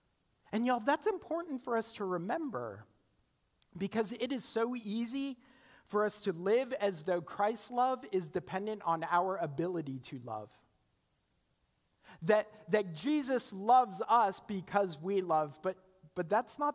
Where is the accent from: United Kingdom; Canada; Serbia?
Canada; now in United States; I'm Canadian, and when I graduated from college, my student visa expired